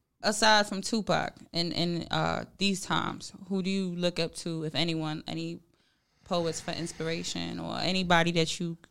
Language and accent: English; New York City, New York, United States; I keep saying I know I'm from New York, but I'm a West Coast girl